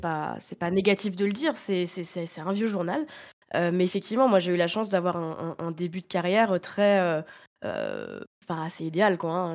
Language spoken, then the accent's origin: French; Reims, Grand Est, France; je suis née à Reims